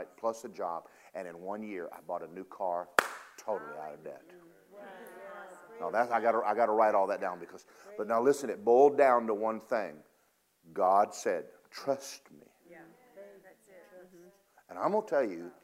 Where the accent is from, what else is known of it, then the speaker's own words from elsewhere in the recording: Georgia, United States; I'm from Georgia. There's something you don't do to a Georgia boy.